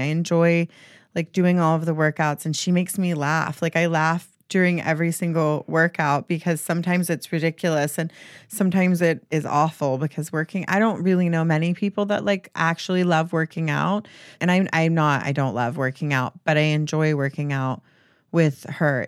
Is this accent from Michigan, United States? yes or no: no; Mississippi, United States; moved away; growing up in Mississippi